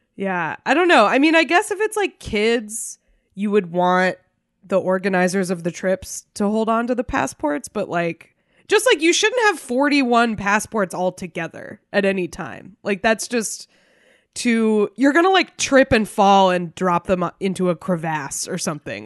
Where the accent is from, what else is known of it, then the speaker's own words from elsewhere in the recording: New Hampshire, United States; moved away; my home state of New Hampshire.